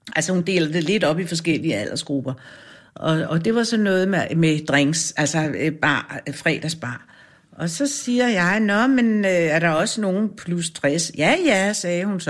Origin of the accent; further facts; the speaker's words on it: Grønholt, Capital Region of Denmark, Denmark; I Grønholdt ved Fredensborg